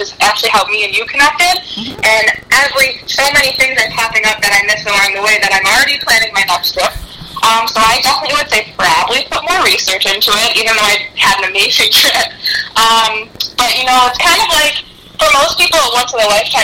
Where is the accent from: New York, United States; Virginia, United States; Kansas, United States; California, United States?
New York, United States; we're from New York